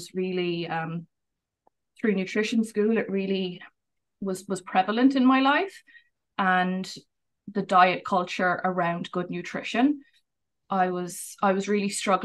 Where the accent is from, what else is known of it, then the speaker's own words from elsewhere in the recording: Ireland; moved away as an adult; now in Vancouver, Canada; I'm originally from Ireland, but I've lived here for the last 8 years.